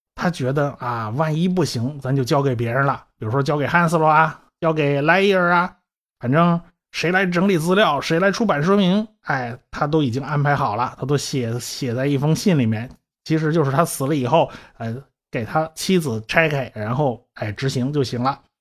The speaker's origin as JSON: {"language": "Chinese", "country": "China", "said": "我们中国人是农耕民族啊"}